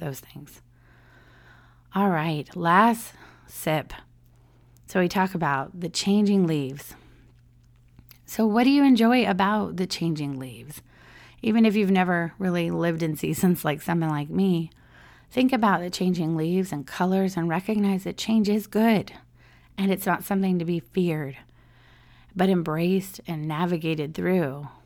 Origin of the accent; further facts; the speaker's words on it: San Diego, California, United States; moved away as an adult; now in Orlando, United States; I grew up in San Diego